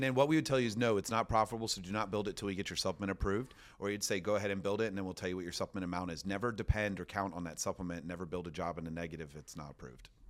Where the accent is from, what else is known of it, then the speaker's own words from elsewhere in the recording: Orlando, Florida, United States; I'm from Orlando, Florida